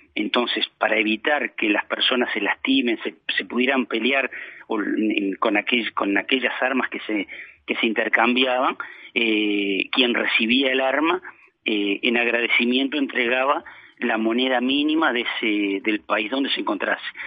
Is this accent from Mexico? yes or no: no; Montevideo, Uruguay; moved away as an adult; now in Florida, Uruguay; yo soy de Montevideo, estoy radicado en, en, Florida hace, hace más de 20 años